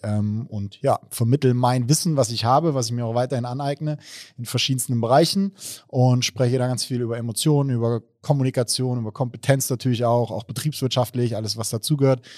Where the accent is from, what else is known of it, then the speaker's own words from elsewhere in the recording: Baunatal, Hesse, Germany; now in Mainz, Germany; ursprünglich aus Baunatal, also aus dem schönen Nordhessen